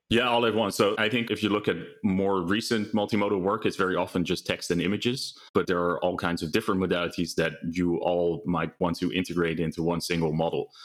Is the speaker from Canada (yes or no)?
no; Netherlands; moved away as an adult; also born or lived in United Kingdom / New York / Utrecht; now in California, United States; I'm originally from Holland, but I live in California